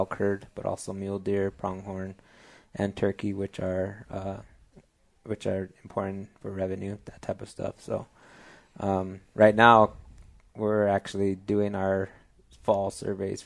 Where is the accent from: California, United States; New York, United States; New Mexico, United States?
New Mexico, United States; San Diego Pueblo; also born or lived in Colorado / Texas; I'm actually born and raised in New Mexico. I'm from San Diego Pueblo, New Mexico.